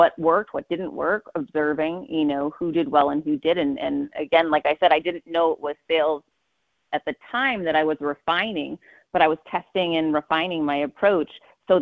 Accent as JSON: {"language": "English", "town": "Worcester", "region": "Massachusetts", "country": "United States", "tie": "born or raised there", "said": "I grew up poor in Worcester, Massachusetts"}